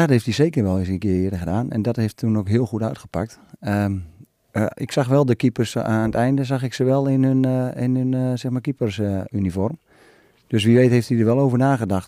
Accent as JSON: {"language": "Dutch", "country": "Netherlands", "said": "als Nederlander"}